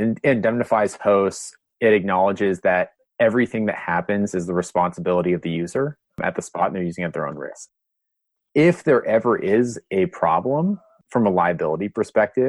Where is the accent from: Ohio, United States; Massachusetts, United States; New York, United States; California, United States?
Ohio, United States; Columbus; I'm actually from Ohio